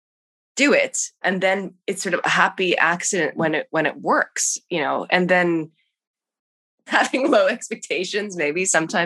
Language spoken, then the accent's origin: English; Canada; moved away; being Canadian, trying to get to the States